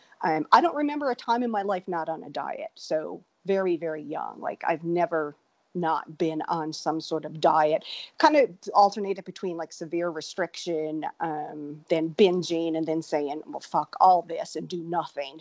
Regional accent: Newfoundland and Labrador, Canada; moved away as an adult; now in Austin, United States; I actually grew up in Newfoundland, Canada

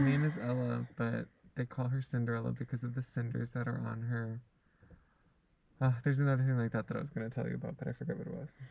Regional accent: Hawaii, United States; also born or lived in California / Lanai; I lived in Hawaii since I was four

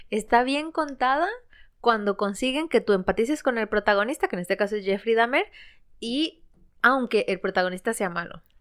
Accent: Ecuador; now in Spain

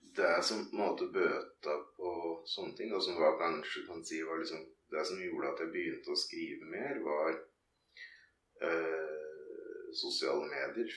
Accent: Ringsaker, Innlandet, Norway; sentrum i bygda der jeg vokste opp

